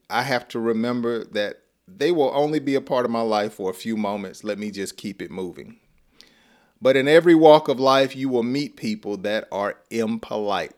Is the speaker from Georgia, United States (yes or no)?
yes; Georgia, United States; accent: Southern; I'm from Georgia, and and we talk slow